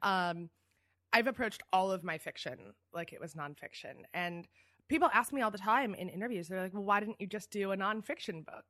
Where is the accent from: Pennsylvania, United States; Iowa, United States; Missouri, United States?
Pennsylvania, United States; Philadelphia; moved away as an adult; also born or lived in New York; I'm a Philly girl. I grew up in Philly